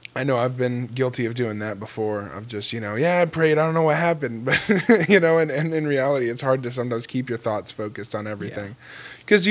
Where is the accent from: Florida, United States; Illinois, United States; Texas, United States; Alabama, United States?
Florida, United States; I grew up in Florida